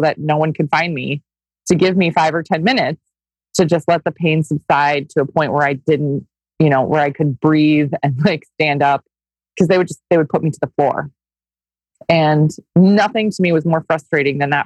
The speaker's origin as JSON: {"language": "English", "region": "Minnesota", "country": "United States", "tie": "born or raised there", "said": "I grew up in Minnesota. I grew up on a goat farm in Minnesota"}